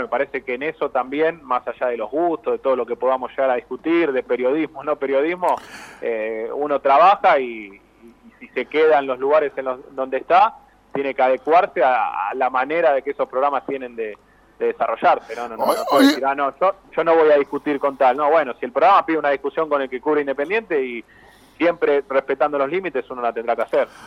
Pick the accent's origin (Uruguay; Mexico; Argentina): Argentina; Avellaneda, Buenos Aires Province; yo soy de Avellaneda